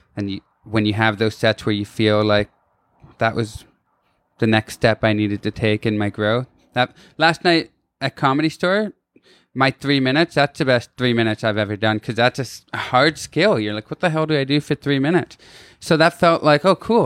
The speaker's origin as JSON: {"language": "English", "town": "Kitchener", "region": "Ontario", "country": "Canada", "also_born_or_lived": "Toronto / Hermosa Beach, California", "moved": "as an adult", "said": "I'm a dude from Kitchener, Ontario, Canada"}